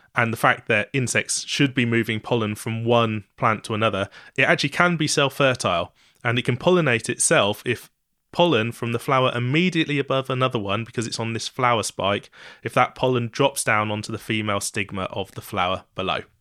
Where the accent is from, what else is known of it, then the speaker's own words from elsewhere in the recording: East Anglia, East of England, United Kingdom; I'm from East Anglia